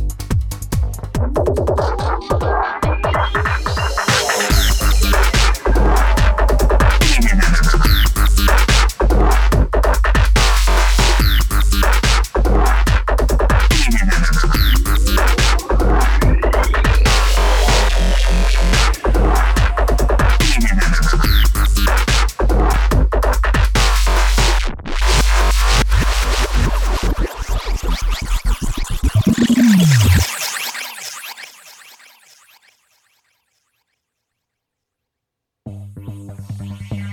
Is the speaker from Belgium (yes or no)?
no; London, United Kingdom; also born or lived in Brooklyn, New York; now in New York, United States; I'm from England, London. We all play football back there